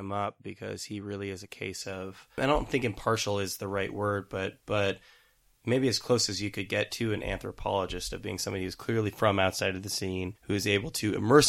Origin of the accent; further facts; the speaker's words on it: Fremont, California, United States; also born or lived in Queens, New York; now in New York, United States; Growing up in Fremont, I would have to go to, you know, Berkeley, go to San Francisco, to these bookstores, to these record stores to find out about it.